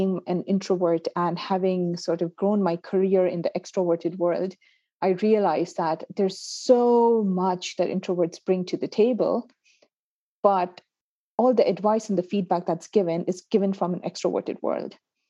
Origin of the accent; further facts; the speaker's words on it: Pakistan; also born or lived in United Arab Emirates / Canada; now in United Kingdom; I'm originally from Pakistan. I've lived and worked in the UAE. From UAE, I went to Canada. And then from the Canada, right now I'm in the UK